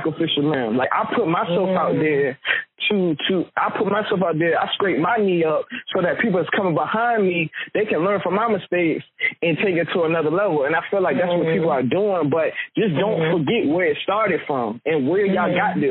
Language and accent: English; Newport News, Virginia, United States; Newport News, I was born in Newport News